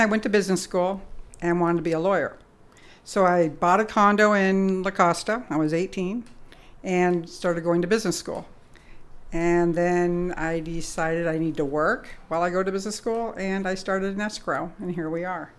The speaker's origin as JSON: {"language": "English", "region": "England", "country": "United Kingdom", "tie": "born or raised there", "moved": "yes", "said": "I was born in England"}